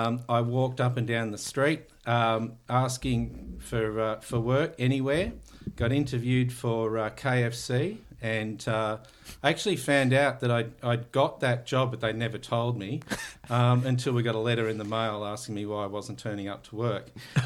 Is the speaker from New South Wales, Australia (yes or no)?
no; Taminick, Victoria, Australia; So I grew up in Tamanic, which is up in the northeast near Glen Rowan, Wangaratta. Went to a small country town school called Thuna.